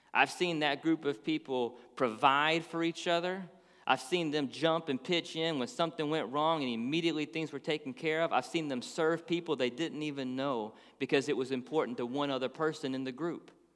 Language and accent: English; Dallas, Texas, United States; moved away as an adult; now in Florida, United States; We grew up in Dallas, Texas. So we lived there for twenty-something years